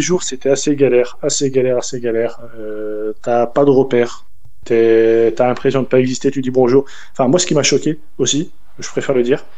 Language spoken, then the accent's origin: French; France; moved away as an adult; also born or lived in Paris; Je suis pas de Paris, je suis à la base, euh, j'arrive de, province